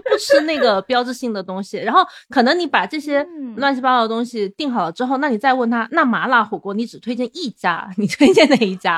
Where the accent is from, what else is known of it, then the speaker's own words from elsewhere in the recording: Changsha, Hunan, China; 比如说，我是长沙人嘛，然后长沙这几年就是一个很典型的网红城市